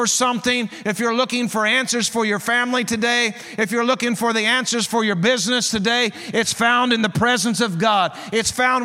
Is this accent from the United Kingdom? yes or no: no; Southwest Missouri, United States; I'm from Southwest Missouri. That's where I grew up.